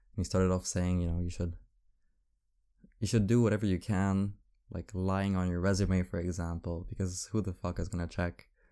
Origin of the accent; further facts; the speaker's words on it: Paris, Île-de-France, France; I grew up in Paris. This is, this is my city